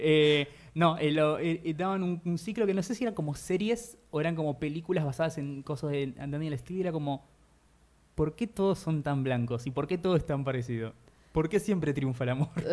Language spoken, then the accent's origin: Spanish; Buenos Aires Province, Argentina; Yo nací en la provincia de Buenos Aires, por fuera de la ciudad